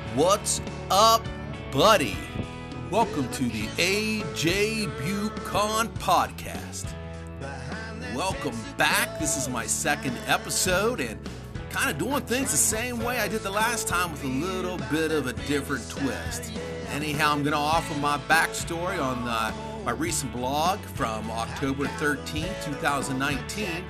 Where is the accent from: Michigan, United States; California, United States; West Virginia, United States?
West Virginia, United States; Wheeling; also born or lived in North Carolina; I wanted to come back to Wheeling